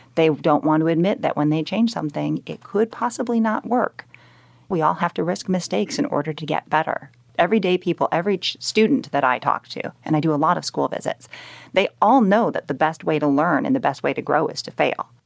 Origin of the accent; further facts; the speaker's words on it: Chicagoland area, Illinois, United States; I'm from the Chicagoland area. I was born and bred there. I grew up in a town that's right next to O'Hare Airport